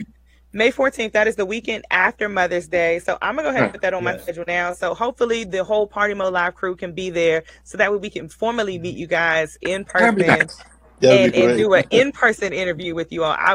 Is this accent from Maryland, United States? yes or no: yes; Maryland, United States; I'm from Maryland.